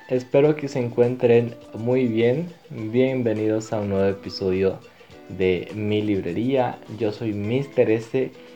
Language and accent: Spanish; Bolivia; nuestra cultura como bolivianos